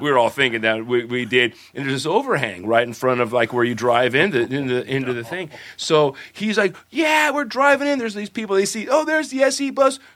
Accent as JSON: {"language": "English", "town": "Santa Monica", "region": "California", "country": "United States", "tie": "born or raised there", "said": "I grew up in Santa Monica"}